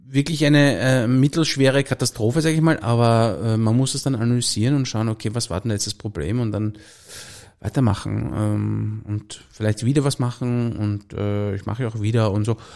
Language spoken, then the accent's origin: German; Salzburg, Austria; ich habe zwei Töchter, wir leben auf einem Bauernhof und eine Frau und äh, wir sind eine Salzburger Bauernfamilie